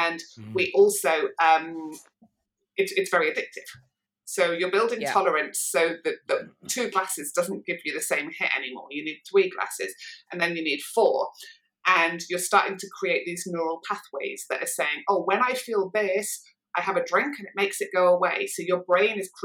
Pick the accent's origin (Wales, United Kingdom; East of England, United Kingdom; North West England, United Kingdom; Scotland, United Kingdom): North West England, United Kingdom; Manchester; I was growing up in Manchester